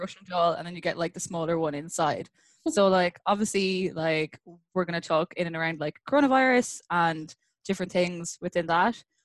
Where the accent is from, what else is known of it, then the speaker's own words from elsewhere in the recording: Ireland; moved away as an adult; now in Vancouver, Canada; I'm originally from Ireland, and I've been in Vancouver since like 2016